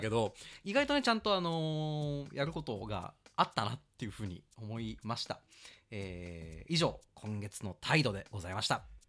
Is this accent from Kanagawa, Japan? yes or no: yes; Kawasaki, Kanagawa, Japan; also born or lived in Setagaya, Tokyo; now in Tokyo, Japan; 出身地、えーっとね、神奈川県川崎市ですね。で、一時子供の頃世田谷に住んでて、で、今は東京に